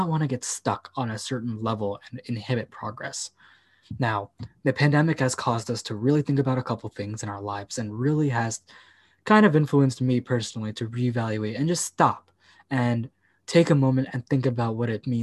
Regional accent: United States; I'm not European, I'm American.

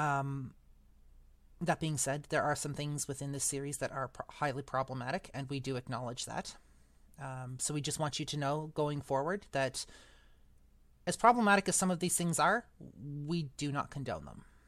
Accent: Eastern Canada, Canada; moved away; I am actually from Western Canada, originally from Eastern Canada

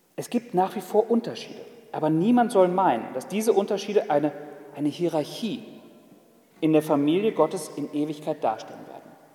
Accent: Germany; Ich als Deutscher

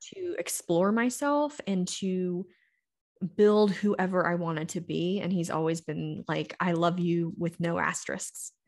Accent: the South, United States; now in Colorado, United States; I grew up in the South, so I've been to every kind of denomination, church, you can imagine

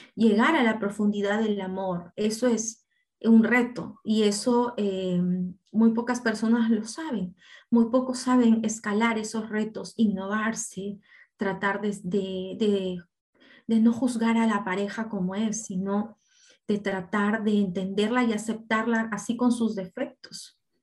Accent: Apurímac, Peru; Yo de niña crecí, yo nací en Apurímac

